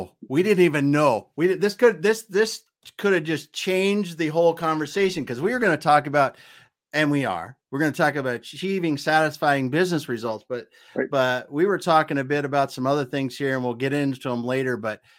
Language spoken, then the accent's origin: English; the Dakotas, United States; I grew up in the Dakotas